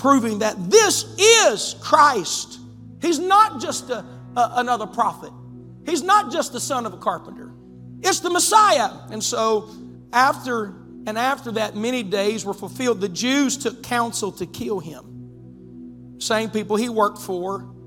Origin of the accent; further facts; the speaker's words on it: West Virginia, United States; moved away as an adult; now in Zanesville, United States; West Virginia